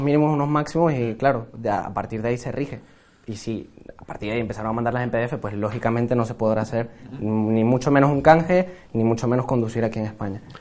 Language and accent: Spanish; Venezuela; now in Spain; como venezolano